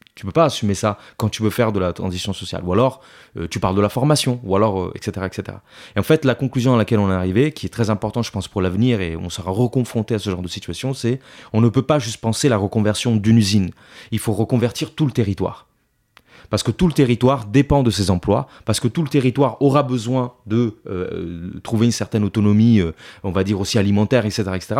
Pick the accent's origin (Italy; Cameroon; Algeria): Italy; also born or lived in Paris; now in France; je suis italien, donc je suis arrivé en France en, 2000, en 2007.